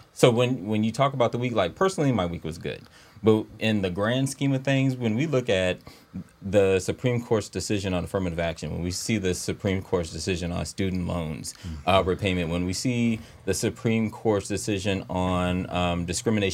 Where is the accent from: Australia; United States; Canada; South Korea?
United States; Savannah, Georgia; moved away; I came from Savannah.